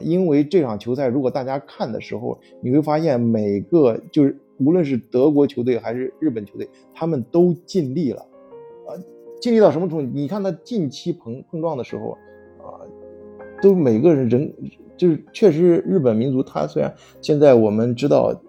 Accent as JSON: {"language": "Chinese", "country": "China", "moved": "yes", "said": "我作为中国人"}